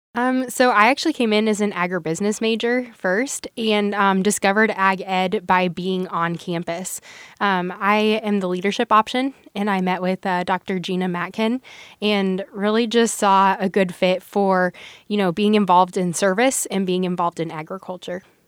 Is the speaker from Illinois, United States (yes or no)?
no; Nebraska, United States; My journey with agriculture began, um, in the town of Tape Rock. So I grew up there